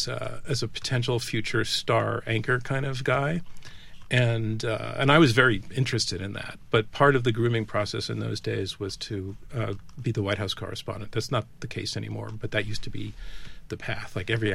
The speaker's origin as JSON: {"language": "English", "town": "Yonkers", "region": "New York", "country": "United States", "tie": "born or raised there", "said": "I was born in New York City, actually, but grew up in Yonkers in the Bronx."}